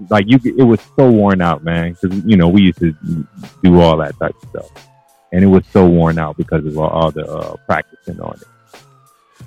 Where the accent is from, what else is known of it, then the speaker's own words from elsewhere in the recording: Cleveland, Ohio, United States; I was from Cleveland